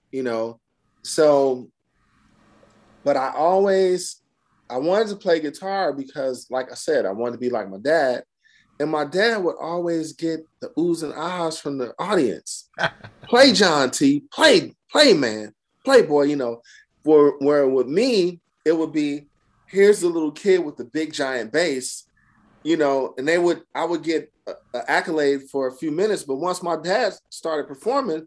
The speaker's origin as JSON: {"language": "English", "town": "Oakland", "region": "California", "country": "United States", "tie": "born or raised there", "also_born_or_lived": "New Jersey", "said": "I'm from Oakland, California. I was born in New Jersey because my dad was in Vietnam."}